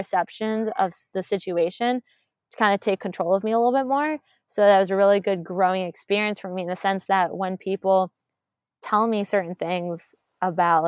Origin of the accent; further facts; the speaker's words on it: Maryland, United States; moved away as an adult; also born or lived in Delaware / Georgia; I'm from Maryland